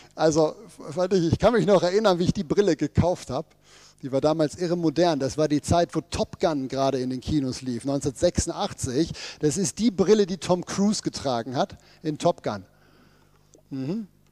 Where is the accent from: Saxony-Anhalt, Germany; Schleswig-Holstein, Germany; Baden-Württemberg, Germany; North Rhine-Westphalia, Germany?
North Rhine-Westphalia, Germany; Ruhr area; bei uns im Ruhrgebiet